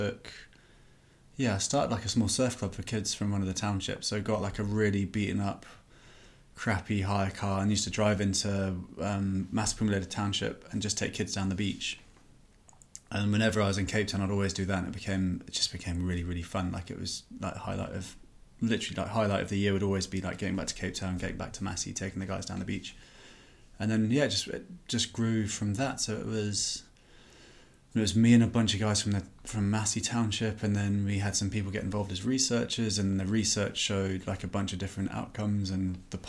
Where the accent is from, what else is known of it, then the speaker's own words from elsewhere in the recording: Oxford, South East England, United Kingdom; I grew up in Oxford, which is in the middle of England, if you're not from the UK. And went to school here.